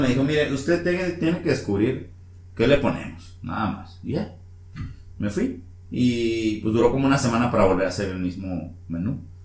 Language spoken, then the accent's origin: Spanish; Mexico; moved away; soy de San Luis